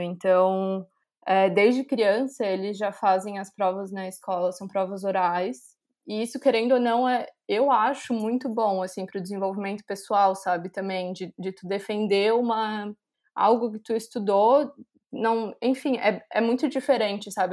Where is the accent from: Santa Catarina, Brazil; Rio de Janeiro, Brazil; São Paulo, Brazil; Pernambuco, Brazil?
Santa Catarina, Brazil; Florianópolis; moved away as an adult; now in Milan, Italy; sou de Florianópolis, Santa Catarina